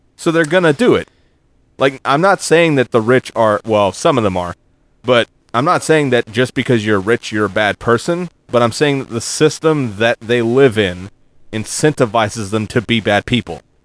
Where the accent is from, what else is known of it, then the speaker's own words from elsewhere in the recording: Arlington, Texas, United States; I was from Arlington